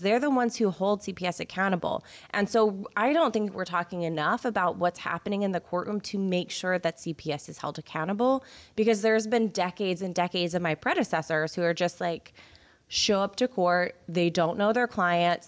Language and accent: English; Houston, Texas, United States; I am from the Houston area. I'm from the Cypress area